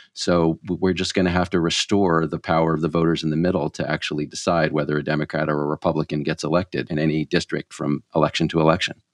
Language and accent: English; Texas, United States; I grew up in Texas